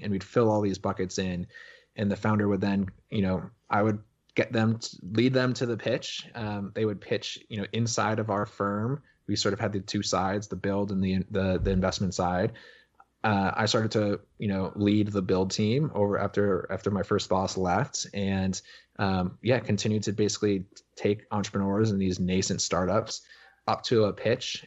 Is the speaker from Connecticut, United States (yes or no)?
yes; Connecticut, United States; I grew up in Connecticut.